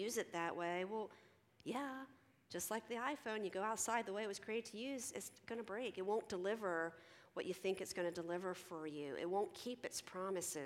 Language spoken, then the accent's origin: English; Philadelphia, Pennsylvania, United States; I'm from Philly